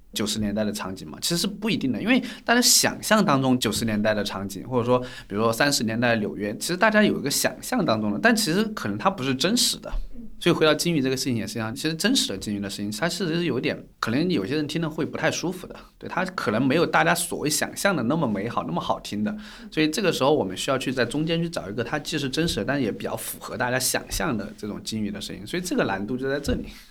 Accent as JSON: {"language": "Chinese", "region": "Guizhou", "country": "China", "tie": "born or raised there", "moved": "as an adult", "said": "从小是在贵州长大，所以也是在一个，呃，比较偏原生态，然后就是有很多森林啊、山区的一个地方"}